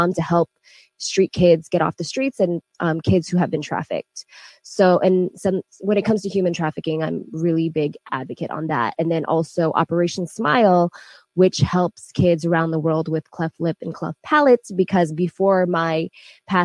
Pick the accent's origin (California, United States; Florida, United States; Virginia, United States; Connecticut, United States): Virginia, United States; Northern; also born or lived in Texas; I actually was born in Texas and raised in Virginia